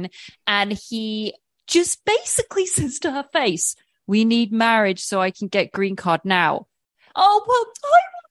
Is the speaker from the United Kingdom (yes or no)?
yes; England, United Kingdom; I'm English